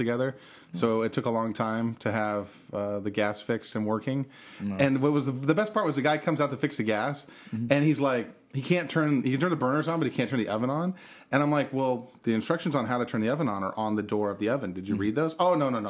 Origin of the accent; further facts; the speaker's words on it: Bakersfield, California, United States; I'm from Bakersfield